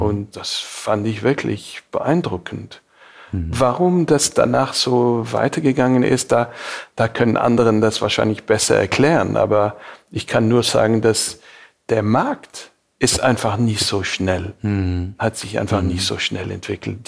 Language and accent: German; Montreal, Quebec, Canada; German is a second language; moved away as an adult; also born or lived in Beirut, Lebanon / Munich, Germany / California, United States; Montreal ist definitiv so mein Heimatstadt